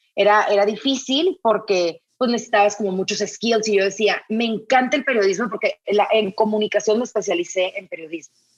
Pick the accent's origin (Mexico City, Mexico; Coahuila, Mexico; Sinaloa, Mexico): Sinaloa, Mexico; moved away; soy norteña, soy de Sinaloa, vengo de una familia de mujeres